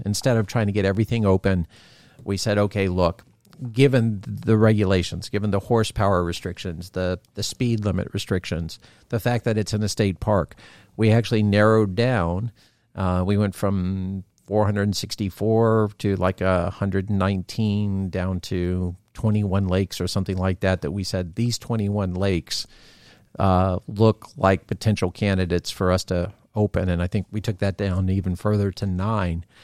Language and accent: English; Florida, United States; growing up in Florida